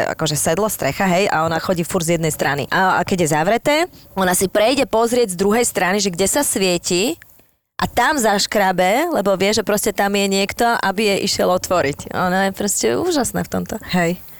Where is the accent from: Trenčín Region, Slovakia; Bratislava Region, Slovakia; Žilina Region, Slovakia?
Bratislava Region, Slovakia; Bratislava; jak som chodila e, z Devinskej do Devina